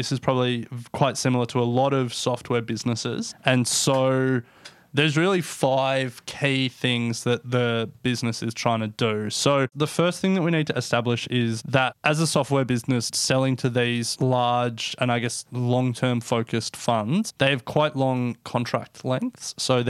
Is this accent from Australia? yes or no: yes; Australia; the obvious one as Australian speaking in Australia, is superannuation.